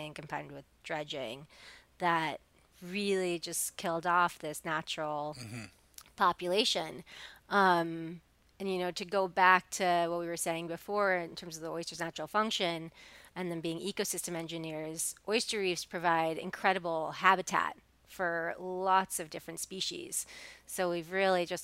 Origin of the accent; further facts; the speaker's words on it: New York City, New York, United States; I grew up in New York City